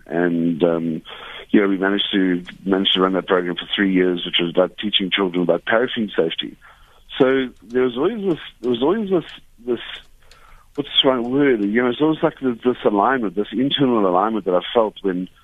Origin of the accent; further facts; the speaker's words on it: Cape Town, Western Cape, South Africa; I grew up in Milnerton in the Western Cape, in Cape Town, where I currently still reside.